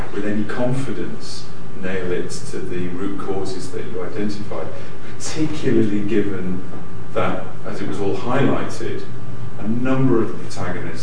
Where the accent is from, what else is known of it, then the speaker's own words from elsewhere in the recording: Liverpool, North West England, United Kingdom; I'm from Liverpool